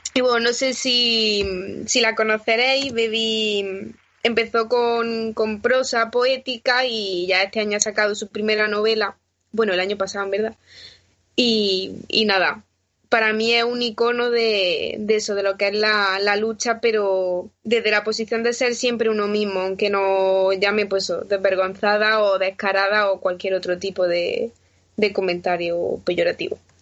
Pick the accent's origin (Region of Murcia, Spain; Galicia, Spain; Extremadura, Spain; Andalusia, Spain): Andalusia, Spain; Granada; now in Madrid, Spain; en mi tierra, a los pies de la Alhambra